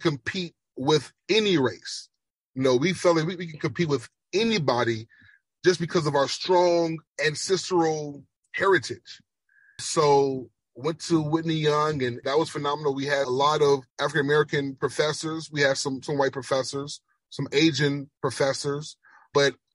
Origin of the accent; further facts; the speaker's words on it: Jamaica; accent: Jamaican; that's the Jamaican accent